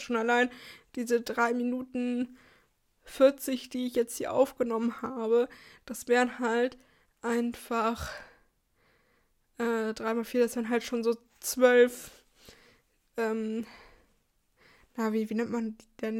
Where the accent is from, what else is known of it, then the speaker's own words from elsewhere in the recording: Germany; für uns als Deutsche